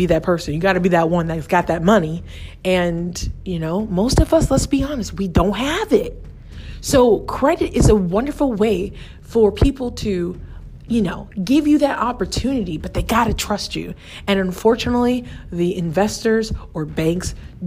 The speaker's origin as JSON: {"language": "English", "country": "United States", "said": "I'm American and I'm a professional in America"}